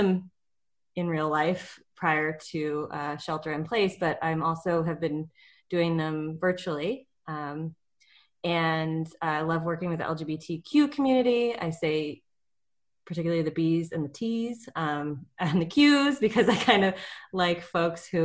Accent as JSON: {"language": "English", "town": "Seattle", "region": "Washington", "country": "United States", "tie": "born or raised there", "moved": "as an adult", "lives_now": "San Jose, United States", "said": "I was born in Seattle, and I moved to San Jose in 2012 at the end of grad school to work at San Jose State."}